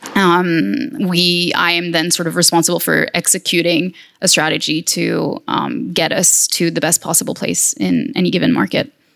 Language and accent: English; France; my home country, which is France.